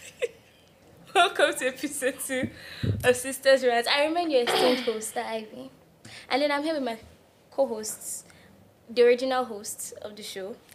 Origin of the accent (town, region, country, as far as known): Nigeria